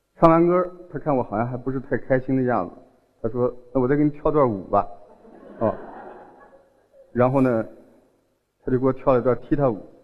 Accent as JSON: {"language": "Chinese", "town": "Hotan", "region": "Xinjiang", "country": "China", "also_born_or_lived": "Chun'an, Zhejiang", "accent": "southern", "said": "我是新疆人，啊，我出生在新疆的和田。"}